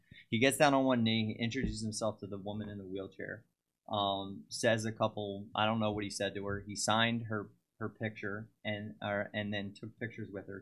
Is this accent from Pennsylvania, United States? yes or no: yes; Cheltenham, Pennsylvania, United States; born or raised there